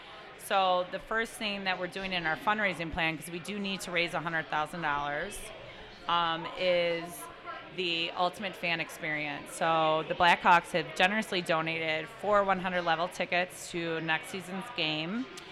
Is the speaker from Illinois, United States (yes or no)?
yes; Chicago, Illinois, United States; I live here. I'm raising my kids here. You know, I've lived here for 15 years. I grew up in Old Norwood.